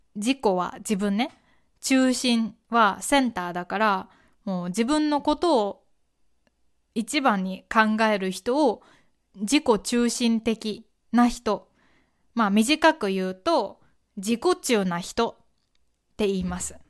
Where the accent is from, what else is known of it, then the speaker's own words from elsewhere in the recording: Kyoto, Japan; この私みたいな京都出身の人